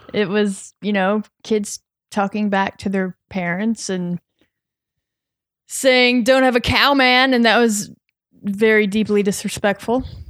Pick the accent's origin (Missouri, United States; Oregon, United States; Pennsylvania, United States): Missouri, United States; moved away; I'm from Missouri